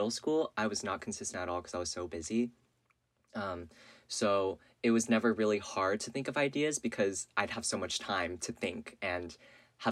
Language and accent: English; Northern California, United States; I grew up in California, Northern California.